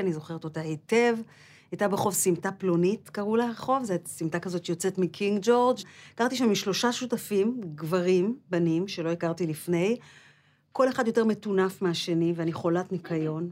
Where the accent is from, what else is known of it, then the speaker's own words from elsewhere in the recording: Omer, Southern District, Israel; גדלתי בעומר, ליד באר שבע, ברחוב פלפלון 20